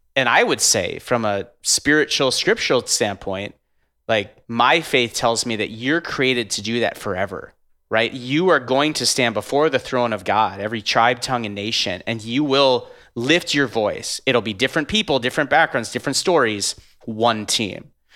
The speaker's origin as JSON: {"language": "English", "region": "North Dakota", "country": "United States", "moved": "yes", "lives_now": "Minneapolis, United States", "said": "I'm from North Dakota, live in Minneapolis now"}